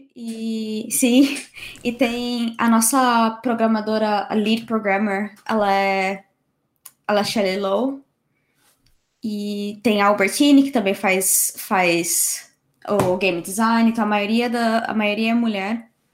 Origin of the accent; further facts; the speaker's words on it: São Paulo and Campinas, Brazil; moved away as an adult; also born or lived in Canada; now in United Kingdom; nasci e cresci em, São Paulo e Campinas